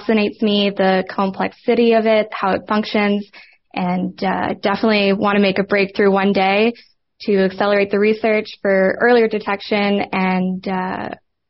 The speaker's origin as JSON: {"language": "English", "town": "Montreal", "region": "Quebec", "country": "Canada", "tie": "born or raised there", "said": "I'm 23 years old, born and raised in Montreal."}